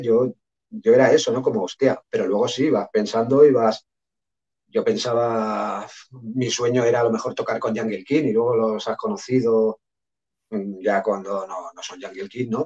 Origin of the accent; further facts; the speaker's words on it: Sabadell, Catalonia, Spain; yo soy de Sabadell, es una ciudad relativamente grande, pero no es Barcelona o Madrid.